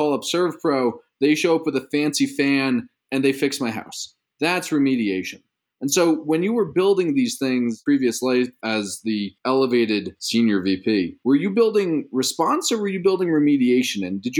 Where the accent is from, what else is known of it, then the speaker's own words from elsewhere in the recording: East Coast, United States; now in California, United States; I grew up on the East Coast.